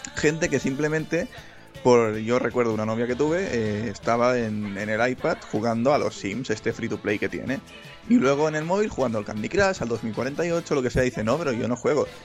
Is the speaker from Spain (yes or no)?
yes; Catalonia, Spain; soy catalán.